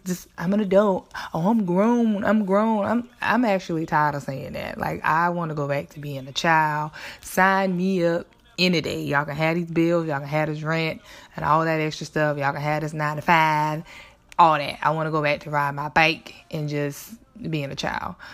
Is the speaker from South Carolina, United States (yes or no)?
yes; South Carolina, United States; where I grew up in South Carolina